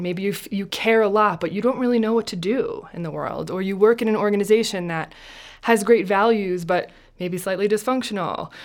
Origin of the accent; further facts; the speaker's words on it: New Jersey, United States; I'm from Jersey.